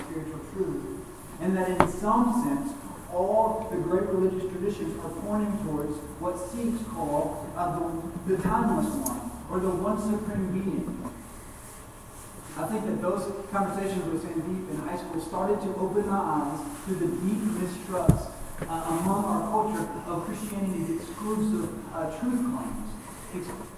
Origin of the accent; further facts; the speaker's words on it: Fayetteville, United States; I grew up in the Bible Belt in Fayetteville, just down the road